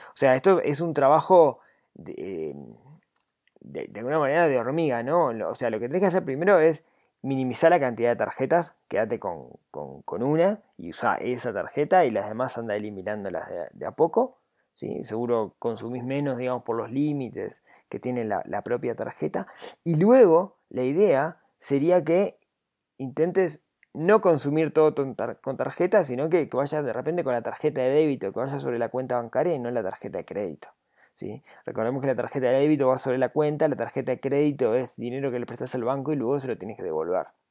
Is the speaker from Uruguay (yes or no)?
yes; Uruguay